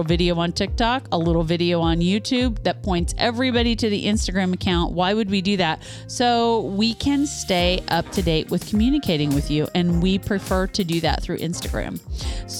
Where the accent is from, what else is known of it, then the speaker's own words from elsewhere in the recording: Topeka, Kansas, United States; now in Shelbyville, United States; My hometown. I was born there. I was raised there.